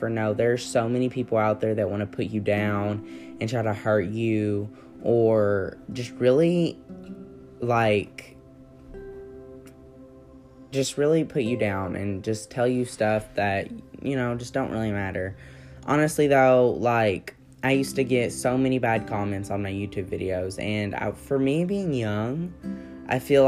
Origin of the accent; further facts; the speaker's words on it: Kentucky, United States; I'm from Kentucky